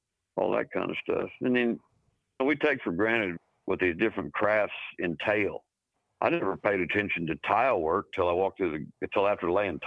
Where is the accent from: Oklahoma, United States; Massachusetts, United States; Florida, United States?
Oklahoma, United States; Pawhuska; also born or lived in Ponca City, Oklahoma; I grew up around Pawhuska, Oklahoma, and Ponca City, Oklahoma, northern Oklahoma in Osage County.